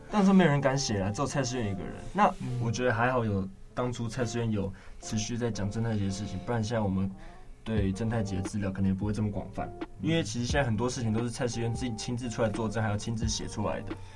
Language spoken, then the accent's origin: Chinese; Taiwan; 身为台湾人